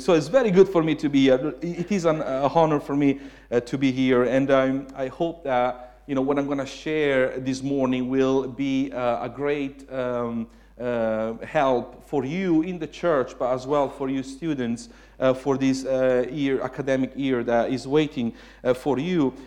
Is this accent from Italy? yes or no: yes; Italy; English is a second language; moved away as an adult; also born or lived in Suffolk, United Kingdom; now in United Kingdom; I was Italian